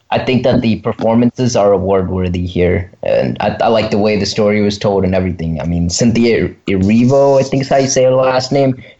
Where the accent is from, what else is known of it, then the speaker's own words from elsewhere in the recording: Brentwood, Tennessee, United States; from Brentwood, Tennessee, and you are listening to Kids First Coming Attractions.